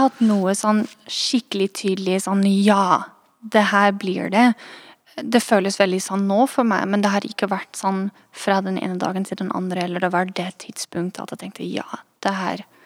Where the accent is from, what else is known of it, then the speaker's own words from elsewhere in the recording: Netherlands; accent: twang til trøndersk; Norwegian is a second language; moved away as an adult; also born or lived in Trondheim, Norway; now in Oslo, Norway; jeg er fra Nederland, egentlig